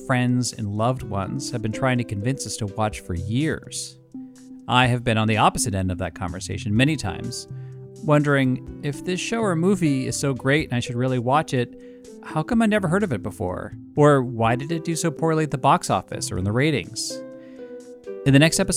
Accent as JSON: {"language": "English", "country": "United States", "said": "I'm an American"}